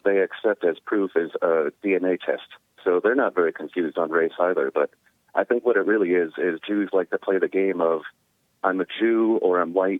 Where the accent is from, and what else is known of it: United States; born or raised there